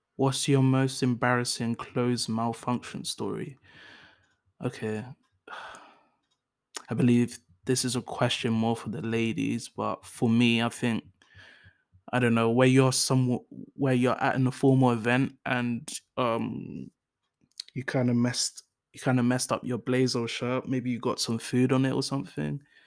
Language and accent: English; London, United Kingdom; first language English; also born or lived in Enfield, North London; I moved to South London. Um, I moved to South Norwood